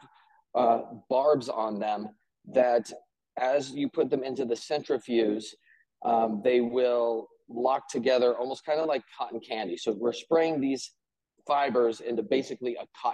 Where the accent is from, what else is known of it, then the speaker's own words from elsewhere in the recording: Colorado, United States; now in Greeley, United States; I'm originally from Colorado